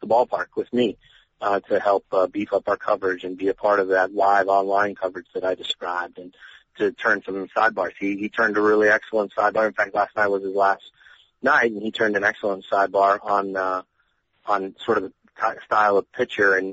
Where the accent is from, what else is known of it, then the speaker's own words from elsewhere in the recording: Colorado, United States; moved away as an adult; now in St. Louis, United States; The newspaper I grew up reading in Colorado